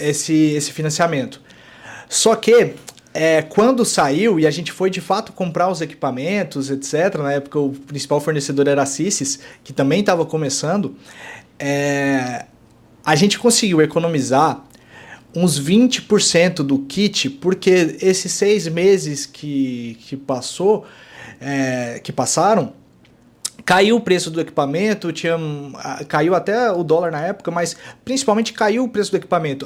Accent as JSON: {"language": "Portuguese", "region": "Goiás", "country": "Brazil", "said": "Eu sou goiano"}